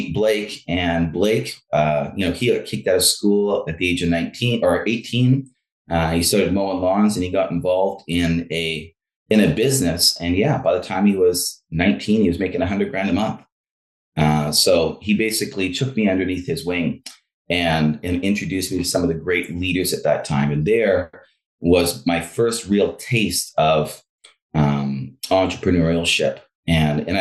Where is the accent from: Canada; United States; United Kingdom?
Canada; Langley, British Columbia; Growing up in Langley, you know, my sister and I with my mother, she was a single mom